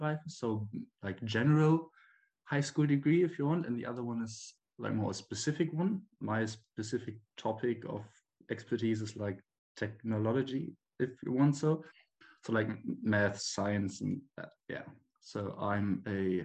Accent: Bremen, Germany; I'm from Germany and I live in a city called Bremen. It's in the northern part of the country. I was born here. I grew up here and went to school and everything.

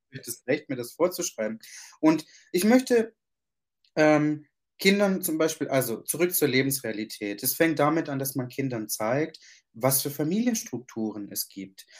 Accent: Germany; also born or lived in Sicily, Italy (parents' origin); Meine Eltern kommen aus Ita-, aus, aus, aus Italien, genauer gesagt aus Sizilien. Und ich bin hier geboren und aufgewachsen

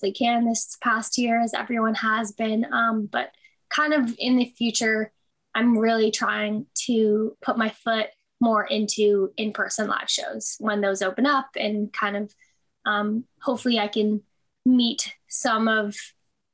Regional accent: Toronto, Ontario, Canada; I was born and raised in Toronto, still there currently

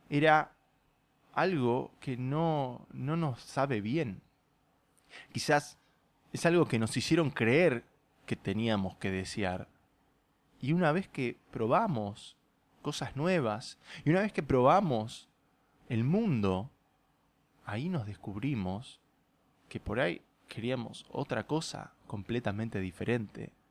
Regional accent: Puerto Madryn, Chubut, Argentina; de la misma forma en que nunca sentí que pertenecí a Puerto Madryn. No me malinterpreten, eh, adoro mi tierra y he conocido muchas de las mejores personas de mi vida en este país

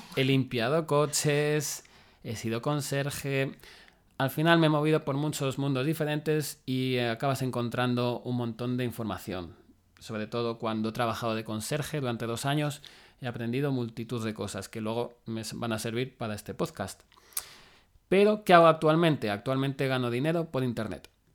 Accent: Madrid, Community of Madrid, Spain; also born or lived in Salamanca; yo soy de Madrid

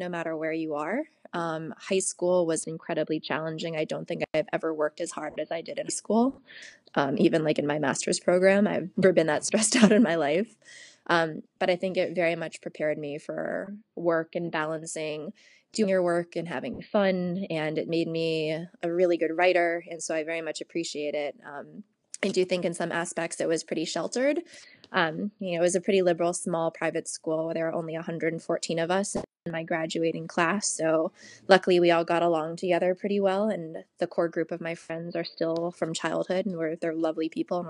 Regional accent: Washington, District of Columbia, United States; also born or lived in St. Louis, Missouri; now in Los Angeles, United States; I grew up in Washington, D.C., and then I moved to St. Louis before coming out to California

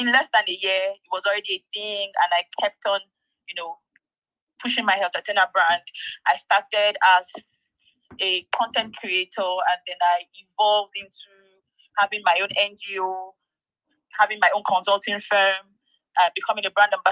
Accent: Ebonyi, Nigeria; also born or lived in Kogi State; I'm from Ebonyi State. Yeah, I call myself the ….

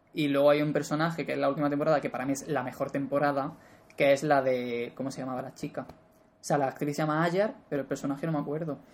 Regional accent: Spain; como español

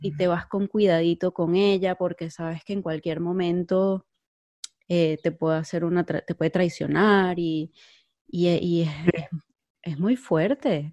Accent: Venezuela; moved away as an adult; now in Spain; yo soy de Venezuela. Eh, yo vivo ahora en España, pero yo, yo nací en Venezuela y viví a los 24 años en Venezuela

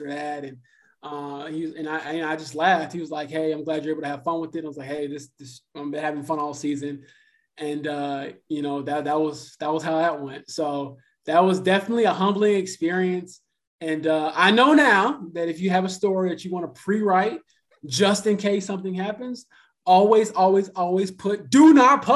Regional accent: Chicago, Illinois, United States; the Chicago Sky, which is, again, my hometown team

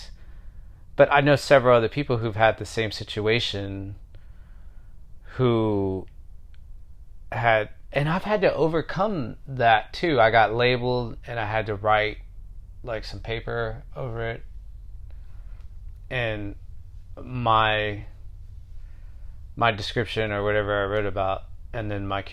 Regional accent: Houston, Texas, United States; being from Houston

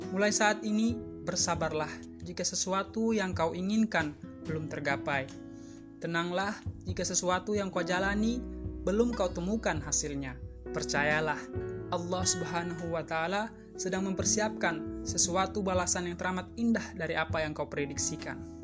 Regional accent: East Nusa Tenggara, Indonesia; moved away as an adult; now in Sumbawa, Indonesia; asal saya dari NTT

